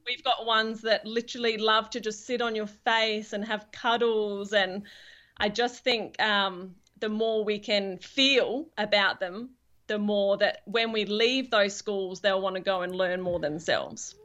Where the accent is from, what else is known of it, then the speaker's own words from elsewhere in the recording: England, United Kingdom; now in Perth, Australia; I'm actually from England originally